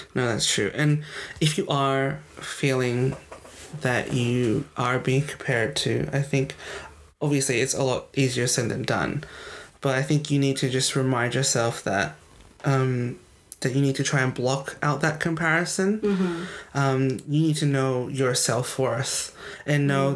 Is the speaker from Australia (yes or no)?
yes; Australia; accent: Australian; my accent when I'm with my friends is Australian. You can tell it's yeah. an Australian accent.